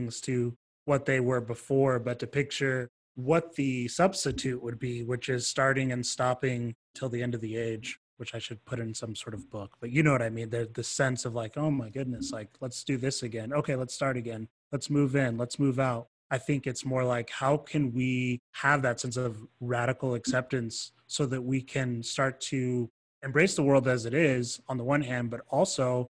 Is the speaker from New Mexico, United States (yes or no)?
no; Georgia, United States; now in Utah, United States; I'm from Georgia